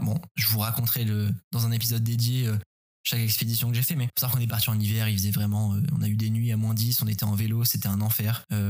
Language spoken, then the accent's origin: French; Paris, Île-de-France, France; la forêt à côté de chez moi à Paris